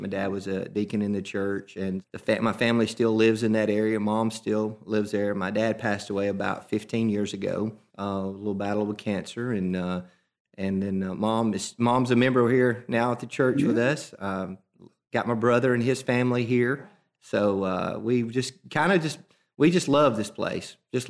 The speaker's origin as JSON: {"language": "English", "town": "Welty", "region": "Alabama", "country": "United States", "tie": "born or raised there", "said": "Went to Welty school. It wasn't a K at that time. K through nine. It was a 1 through 9. I went to 9 years at Welty. Then graduated from Welty, went to Holly Pond"}